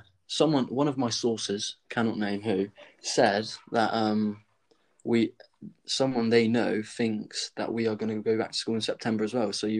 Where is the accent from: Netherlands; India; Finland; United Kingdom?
United Kingdom; Dorset, South West England; we're from Dorset